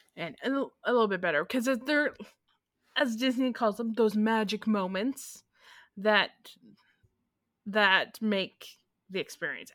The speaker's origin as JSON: {"language": "English", "country": "Canada", "said": "as Canadians"}